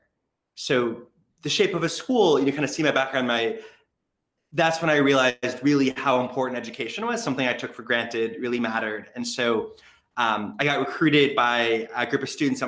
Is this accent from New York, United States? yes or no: no; Los Angeles, California, United States; I grew up in Los Angeles, sort of central city